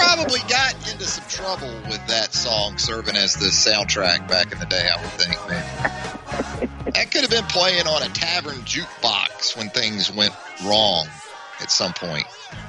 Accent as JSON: {"language": "English", "town": "Jacksonville", "region": "Florida", "country": "United States", "tie": "born or raised there", "said": "Growing up in Jacksonville"}